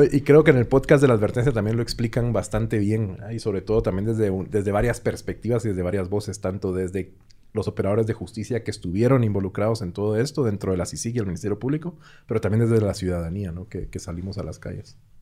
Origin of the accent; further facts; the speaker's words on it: Guatemala City, Guatemala Department, Guatemala; moved away as an adult; now in Mexico City, Mexico; yo también soy de Guatemala, específicamente de la ciudad de Guatemala, y tengo año y medio de vivir en la Ciudad de México